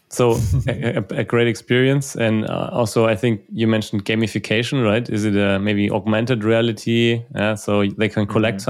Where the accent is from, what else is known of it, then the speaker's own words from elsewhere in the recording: Germany; also born or lived in Munich; we are from Germany, from Germany